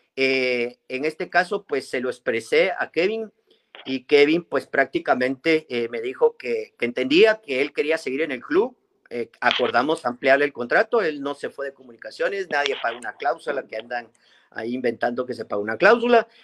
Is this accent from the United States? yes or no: no; Guatemala; todos somos guatemaltecos